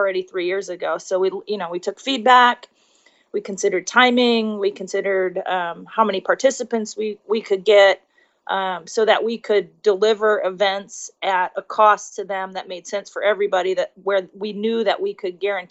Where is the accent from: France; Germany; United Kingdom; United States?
United States; Minneapolis, Minnesota; now in Tokyo, Japan; I'm from Minneapolis, or I guess my family lives in Minneapolis